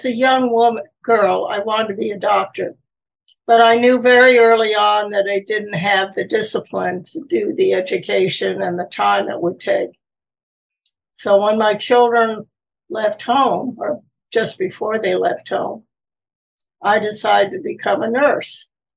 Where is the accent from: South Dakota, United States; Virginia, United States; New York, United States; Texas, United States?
New York, United States; Peekskill; I was born initially in New York City, and then I lived there for a short period of time. Then I moved to Peekskill, New York.